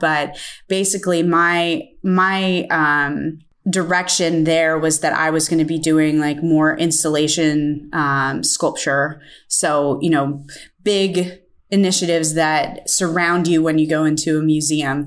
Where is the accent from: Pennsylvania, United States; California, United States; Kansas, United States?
Pennsylvania, United States; Pittsburgh; I am from Pittsburgh, Pennsylvania, and I am a potter